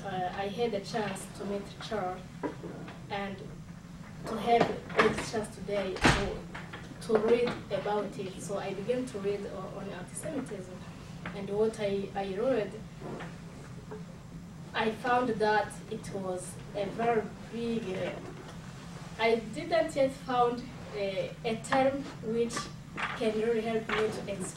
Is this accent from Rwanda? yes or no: yes; Rwanda; I, as a Rwandan, as someone from Africa